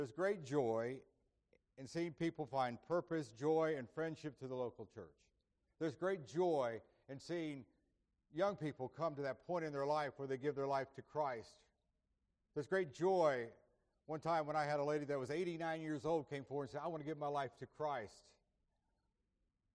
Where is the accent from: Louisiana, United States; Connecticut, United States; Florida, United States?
Florida, United States; Indiantown; My mother was a minister of music at the church where I grew up in Indiantown, Florida